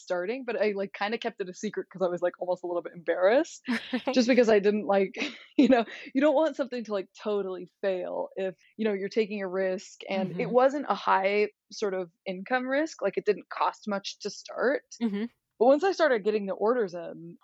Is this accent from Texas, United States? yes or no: no; Boise, Idaho, United States; moved away as an adult; now in Los Angeles, United States; I'm originally from Boise, Idaho, but I live in Los Angeles, California now.